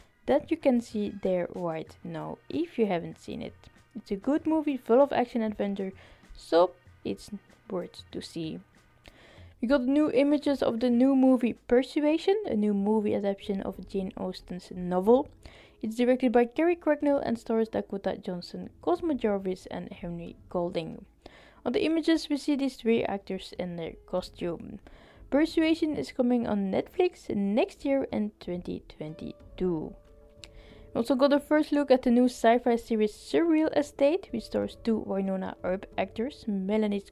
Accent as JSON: {"language": "English", "country": "Belgium", "said": "I'm from Belgium"}